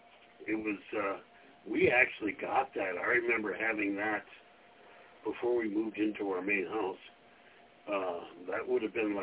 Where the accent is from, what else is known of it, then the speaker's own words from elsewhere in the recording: western North Dakota, United States; Obviously, you can tell I grew up in the West.